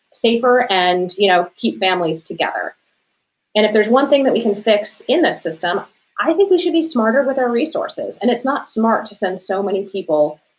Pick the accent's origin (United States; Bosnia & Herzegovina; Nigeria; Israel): United States; Arizona; moved away as an adult; also born or lived in Cook County, Illinois; I was born and raised here in Arizona, and when I came back here to raise my children